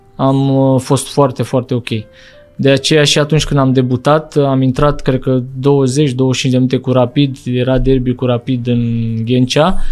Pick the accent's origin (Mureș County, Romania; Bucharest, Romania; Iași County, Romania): Bucharest, Romania; eu am copilărit în Bercen la Big